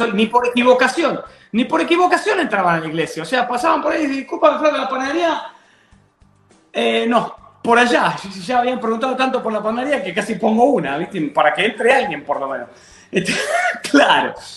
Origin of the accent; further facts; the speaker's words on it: Adrogué, Buenos Aires Province, Argentina; moved away as an adult; also born or lived in Banfield / Lomas de Zamora; now in Texas, United States; Viví un tiempo, toda mi niñez, toda mi infancia la viví en la ciudad de Adrogué